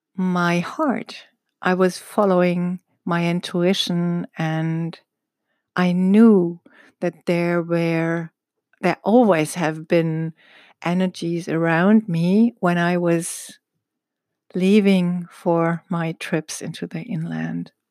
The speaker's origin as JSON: {"language": "English", "country": "Egypt", "tie": "born or raised there", "said": "I was born in Egypt and raised in Egypt"}